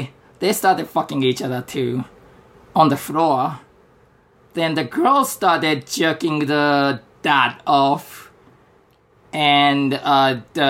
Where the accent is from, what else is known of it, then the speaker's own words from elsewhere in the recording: Japan; English is a second language; as a Japanese person